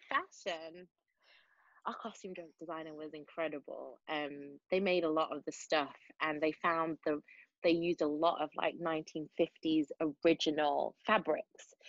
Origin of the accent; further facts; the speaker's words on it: Manchester, North West England, United Kingdom; accent: Mancunian; it's difficult to switch between Mancunian and South Side of Chicago